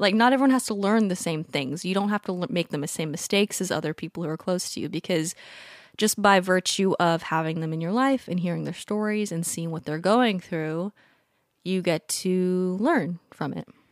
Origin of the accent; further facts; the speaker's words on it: Southern California, United States; I grew up in Southern California